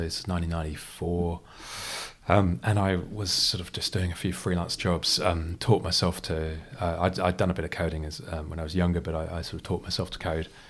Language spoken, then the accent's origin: English; United Kingdom; also born or lived in Freetown, Sierra Leone; I grew up in the, the U K. You can tell from the accent